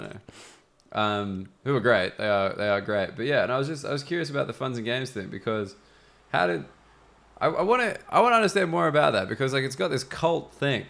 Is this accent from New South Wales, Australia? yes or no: yes; Sydney, New South Wales, Australia; accent: educated Australian; now in London, United Kingdom; I'm from Sydney